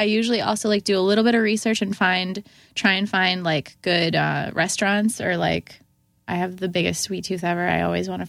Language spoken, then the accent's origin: English; Syracuse, New York, United States; I did definitely listen to … because of the fact that I'm from Syracuse.